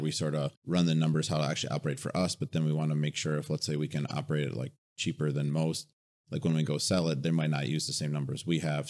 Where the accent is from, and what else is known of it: Wisconsin, United States